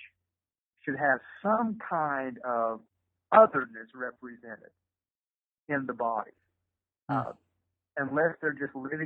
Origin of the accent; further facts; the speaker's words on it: Eastern Kentucky, United States; now in Louisville, United States; I grew up in Eastern Kentucky, a very racist part of Eastern Kentucky. And in my little town, there were not a lot of minorities there.